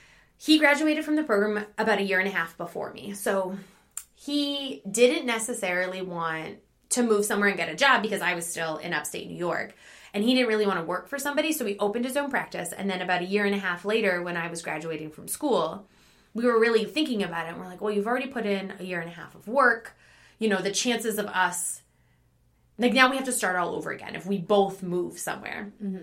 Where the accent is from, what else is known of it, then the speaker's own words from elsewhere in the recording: Hamilton, Ontario, Canada; now in United States; Yes, I am originally from Canada. Mm-hmm. I grew up in Hamilton, Ontario, so that is about 2.5 hours mm-hmm. from Rochester. I went to high school there. I went to college there